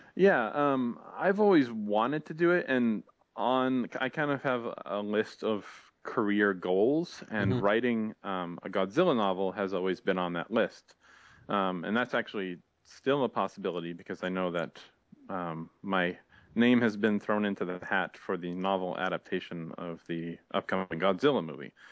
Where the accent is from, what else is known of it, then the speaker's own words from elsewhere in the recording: near Boston, Massachusetts, United States; I grew up near Boston